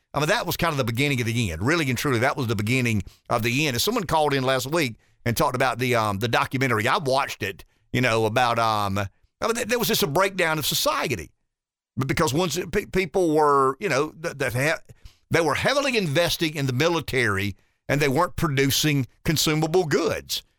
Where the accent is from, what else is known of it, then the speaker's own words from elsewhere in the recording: the South, United States; being a Southerner